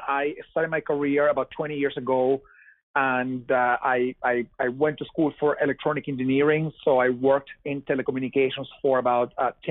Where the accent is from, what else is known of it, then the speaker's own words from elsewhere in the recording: Venezuela; English is a second language; moved away as an adult; now in United States; you may tell by my accent that I am not from here. I'm from Venezuela. I moved to the U.S. 8 years ago